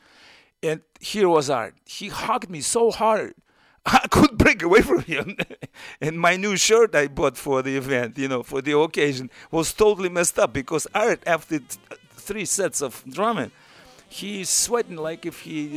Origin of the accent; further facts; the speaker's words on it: Moscow, Russia; English is a second language; moved away as an adult; now in United States; I'm a trumpet player from Moscow